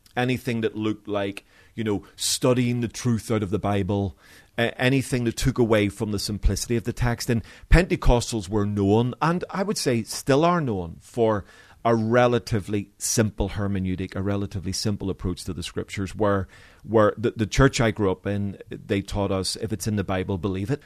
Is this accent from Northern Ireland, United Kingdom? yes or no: yes; Belfast, Northern Ireland, United Kingdom; growing up in Belfast